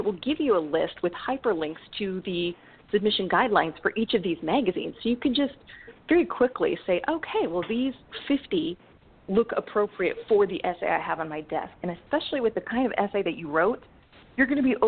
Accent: the Northwest, Pacific Northwest, United States; I'm from the Northwest, and there's a certain influence that comes with living there.

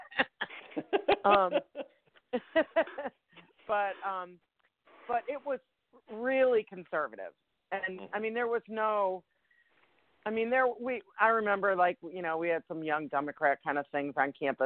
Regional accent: Ann Arbor, Michigan, United States; moved away as an adult; also born or lived in Grand Rapids, Michigan; now in Atlanta, United States; I live in Atlanta now. And I grew up in Ann Arbor

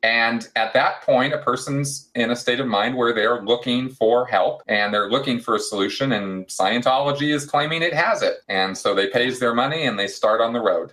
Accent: Pasadena, California, United States; Southern California, uh, which is where I grew up in Pasadena

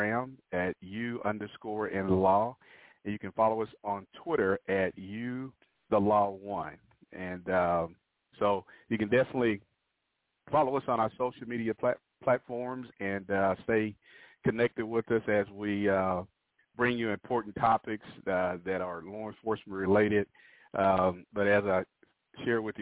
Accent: Hobbs, New Mexico, United States; now in Oklahoma City, United States; my home town of Hobbs, New Mexico

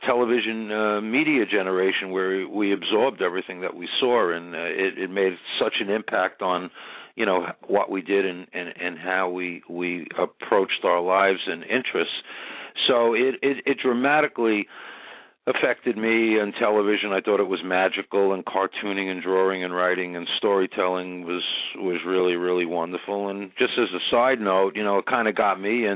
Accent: New York City, New York, United States; Grew up in Queens, New York, in a town called Howard Beach

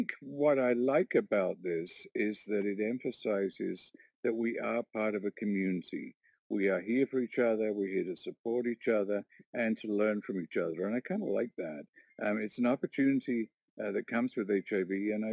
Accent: Warkworth, Ontario, Canada

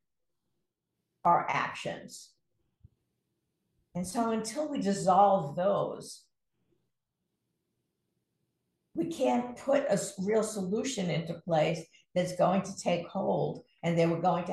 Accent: New York City, New York, United States; I grew up in Brooklyn, New York

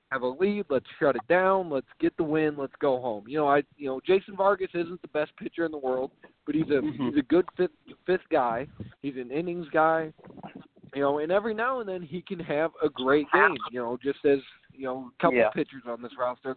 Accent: St. Louis, Missouri, United States; I'm from St. Louis

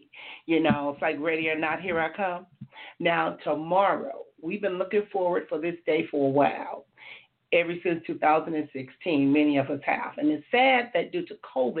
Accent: Compton, California, United States; now in Oceanside, United States; I grew up in Compton, California

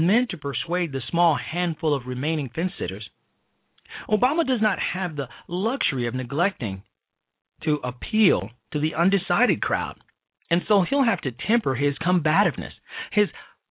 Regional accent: Chicago, Illinois, United States; my hometown of the great city of Chicago, state of Illinois

